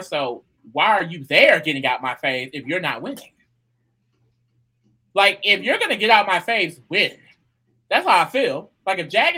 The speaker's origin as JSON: {"language": "English", "country": "United States", "said": "I am American"}